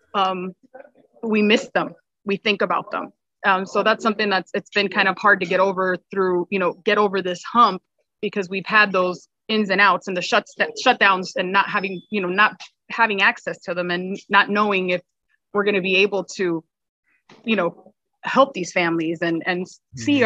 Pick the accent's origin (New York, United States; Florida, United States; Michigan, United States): Florida, United States; Miami; now in Cape Coral, United States; I grew up in Miami and um, spent my summers in the Keys